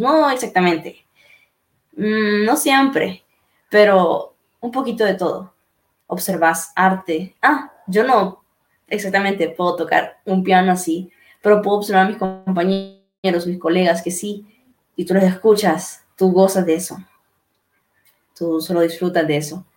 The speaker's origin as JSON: {"language": "Spanish", "country": "Honduras", "said": "mi Honduras está saliendo adelante"}